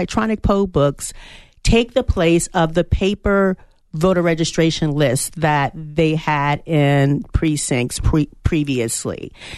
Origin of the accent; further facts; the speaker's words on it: Chesterfield, Virginia, United States; moved away as an adult; now in Arizona, United States; So I am a transplant to Arizona. I arrived here in April. I am from Chesterfield, Virginia, where I served as the elections director for 5 years.